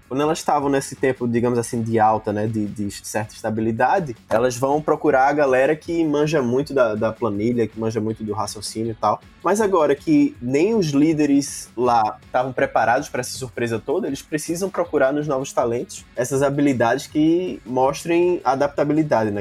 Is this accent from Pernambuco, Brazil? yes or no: yes; Recife, Pernambuco, Brazil; eu sou de Recife